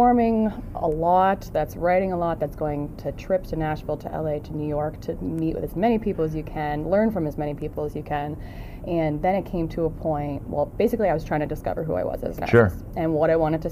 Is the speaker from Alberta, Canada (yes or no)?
no; Prince Edward Island, Canada; moved away as an adult; also born or lived in Toronto; now in Hamilton, Canada; I'm from Prince Edward Island, which is a small island on the east coast of Canada. I moved to Toronto when I was 19 to chase a dream